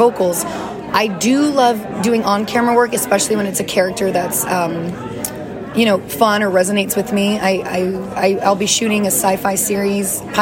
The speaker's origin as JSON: {"language": "English", "region": "Louisiana", "country": "United States", "moved": "yes", "said": "I'm from Louisiana originally, so music's always been a huge part of my life and my culture and my upbringing."}